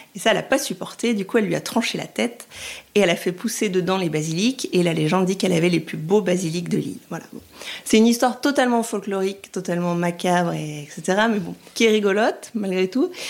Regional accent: France; moved away as an adult; also born or lived in Rome, Italy; Je suis française et j'ai eu la chance d'aller vivre en Italie pendant deux ans et demi, trois ans

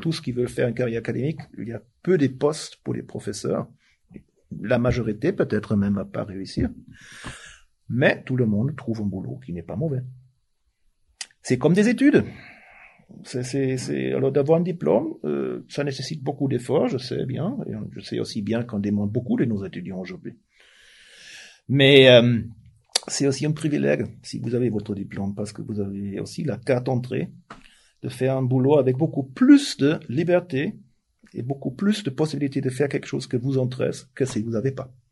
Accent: Germany; French is a second language; now in Switzerland; je suis suisse maintenant, mais je suis tellement allemand

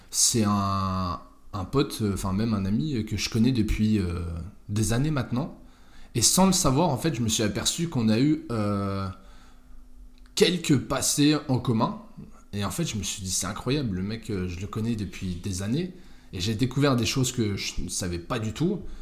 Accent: Malleloy, Grand Est, France; Écoute, moi, j'ai grandi à Malelois. C'est Tu connais

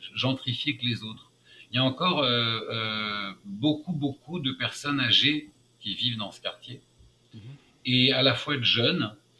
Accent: France; moved away as an adult; now in New York, United States; je suis un Français qui a le passeport américain

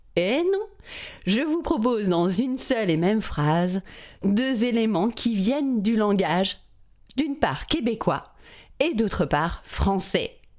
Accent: France; je suis française

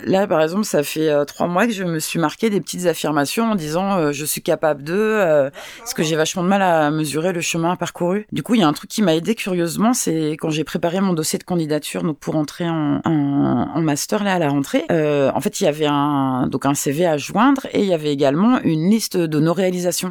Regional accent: Nantes, Pays de la Loire, France; also born or lived in Benin; je viens de Nantes

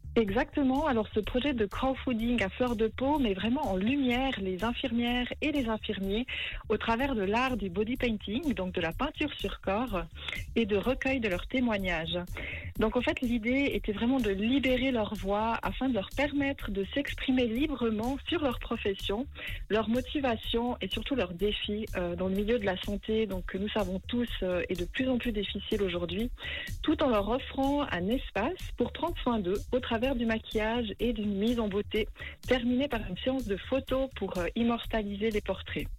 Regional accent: Valais, Switzerland; now in Montreux, Switzerland; je suis originaire du Valais et j'habite à Montreux

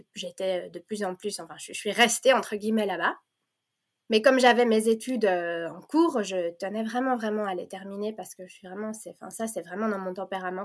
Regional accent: Belgium; first language French; also born or lived in Provence, France; now in Flanders, Belgium; moi j'ai grandi en Belgique, mais je suis née euh, en Provence

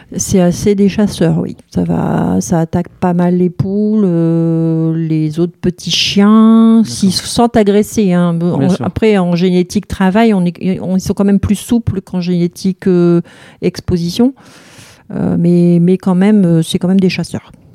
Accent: Hauts-de-France, France; moved away as an adult; now in Haverskerque, France; je suis de l'Artois

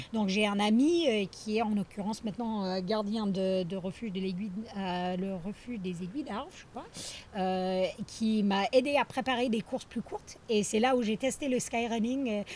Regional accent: northeastern United States, United States; French is a second language; moved away as an adult; also born or lived in Grenoble, France; now in Chamonix, France; Donc je viens euh, du nord-est des États-Unis, je dis souvent en haut à droite

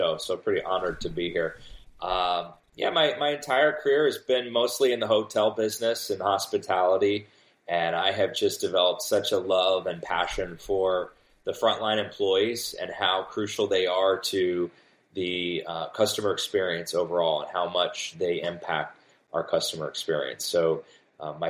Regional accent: Cincinnati, Ohio, United States; now in Florida, United States; I live in Florida, but I'm from Cincinnati

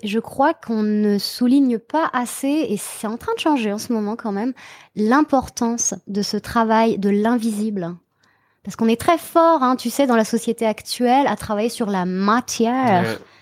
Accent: Brittany, France; now in Montreal, Canada; je viens de Bretagne

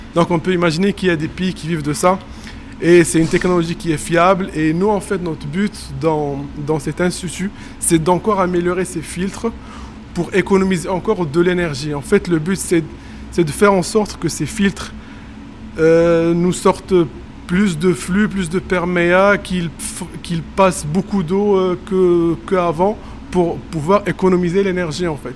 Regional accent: Morocco; moved away; je suis marocain et que j'ai travaillé au Maroc

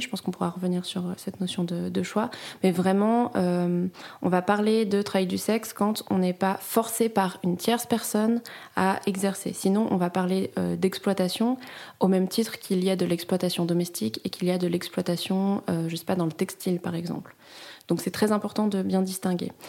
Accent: France; now in Switzerland; en tant que Française

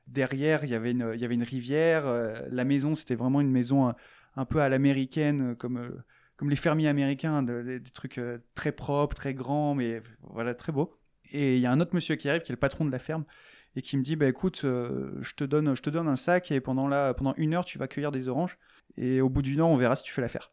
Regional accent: France; je suis français

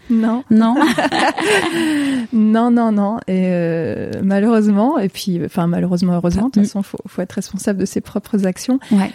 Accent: Grenoble area, Auvergne-Rhône-Alpes, France; moved away; also born or lived in Paris; je suis née en région euh, grenobloise

